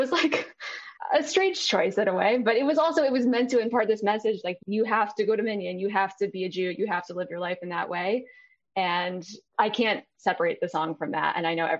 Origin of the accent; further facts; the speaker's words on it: Rochester, New York, United States; I grew up in Rochester, New York. It's a smaller Jewish community.